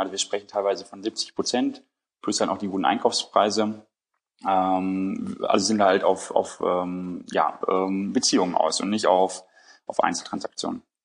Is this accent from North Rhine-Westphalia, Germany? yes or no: yes; Bielefeld, North Rhine-Westphalia, Germany; now in Hamburg, Germany; ich bin in Bielefeld aufgewachsen